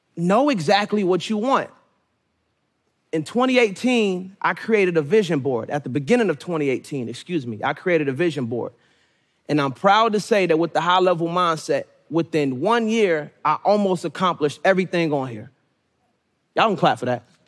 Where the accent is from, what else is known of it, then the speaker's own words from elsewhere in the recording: Suitland, Maryland, United States; also born or lived in Raleigh, North Carolina; I was born in Raleigh, North Carolina, but was raised majority in Suitland, Maryland, which made me who I am today.